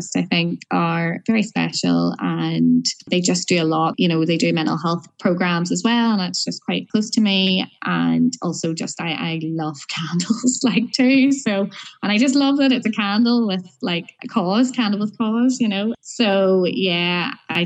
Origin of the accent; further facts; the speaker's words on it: Larne, Northern Ireland, United Kingdom; on my way home to Larne. I'm originally from Larne